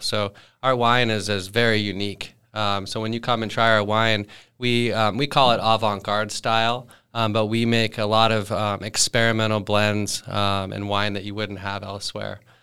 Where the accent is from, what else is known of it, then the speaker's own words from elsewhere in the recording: Thousand Oaks, California, United States; I grew up here in Thousand Oaks.